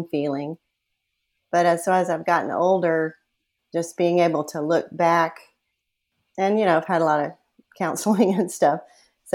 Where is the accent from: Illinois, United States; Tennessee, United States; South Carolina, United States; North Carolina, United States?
South Carolina, United States; moved away as an adult; now in Austin, United States; I'm originally from South Carolina